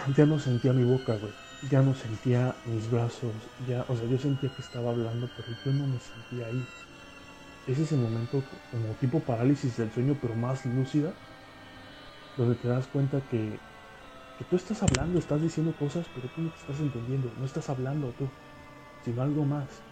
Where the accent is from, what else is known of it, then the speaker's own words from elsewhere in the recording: Coatzacoalcos, Veracruz, Mexico; tuve que regresarme a, mi ciudad natal, aquí en Coatzacoalcos, Veracruz